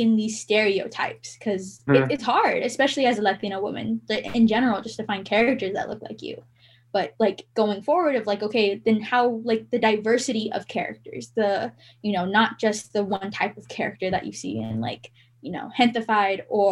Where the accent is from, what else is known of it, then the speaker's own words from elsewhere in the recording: Southern California, United States; I grew up in the suburbs and I'm from Southern California.